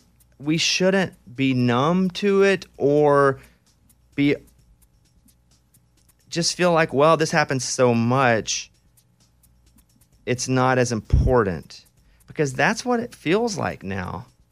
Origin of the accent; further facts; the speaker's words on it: Arkansas, United States; I grew up in Arkansas. Guns weren't so important. They were tools to us.